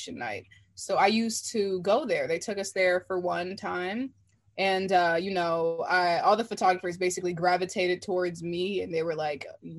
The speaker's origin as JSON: {"language": "English", "town": "Washington", "region": "District of Columbia", "country": "United States", "said": "I'm from Washington, D.C."}